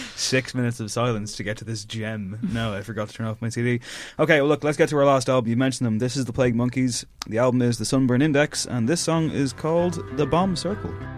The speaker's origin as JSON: {"language": "English", "town": "Drogheda", "region": "Leinster", "country": "Ireland", "tie": "born or raised there", "said": "growing up in Drogheda"}